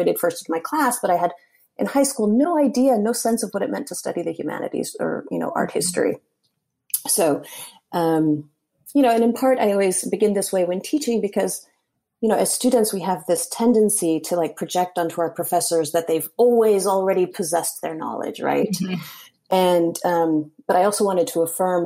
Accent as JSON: {"language": "English", "town": "Hialeah", "region": "Florida", "country": "United States", "tie": "born or raised there", "said": "I was born in Hialeah, Florida. Both of my parents are Cuban"}